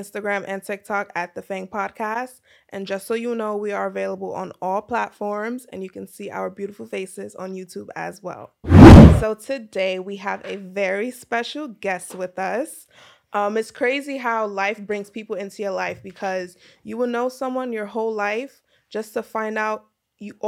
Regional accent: New York City, New York, United States; I grew up in Brooklyn

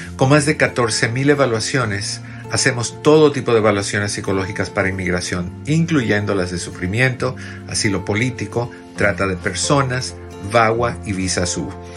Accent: Cuba; en el caso de nosotros, cubano

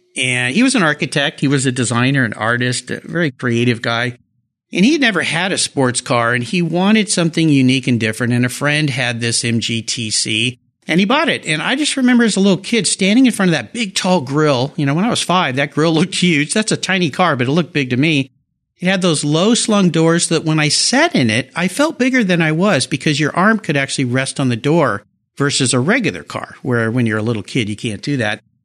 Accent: La Jolla, California, United States; I grew up in Southern California in La Jolla

